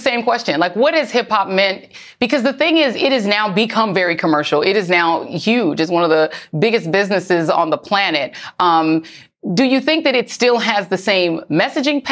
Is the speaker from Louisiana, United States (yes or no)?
no; New York City, New York, United States; I'm from Brooklyn originally.